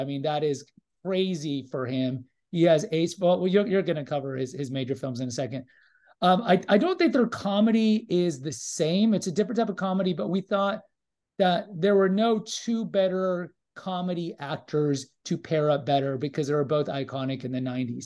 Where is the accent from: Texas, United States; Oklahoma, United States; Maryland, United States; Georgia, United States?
Texas, United States; Houston; I grew up in Houston